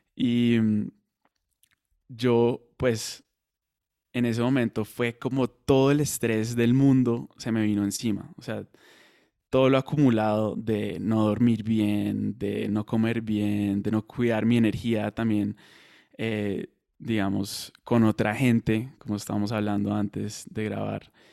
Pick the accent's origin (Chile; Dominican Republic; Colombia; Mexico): Colombia; also born or lived in Madrid; now in United States; soy colombiano, vivo en Estados Unidos